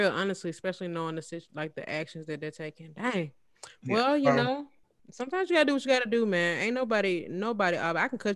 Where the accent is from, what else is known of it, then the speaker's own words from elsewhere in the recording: New York City, New York, United States; y'all ain't know I was raised in New York. I'm from Harlem.